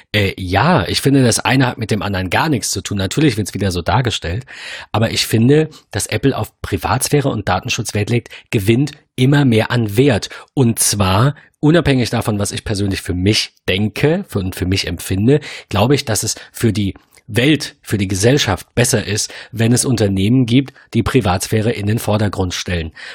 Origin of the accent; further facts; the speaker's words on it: Germany; als Deutscher, wir sind ein sehr, wir sind ein Bargeldland